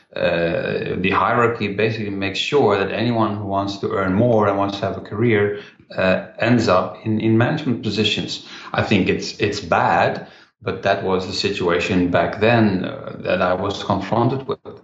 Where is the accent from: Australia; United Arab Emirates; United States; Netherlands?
Netherlands; Rotterdam, South Holland; my hometown in Rotterdam, in the Netherlands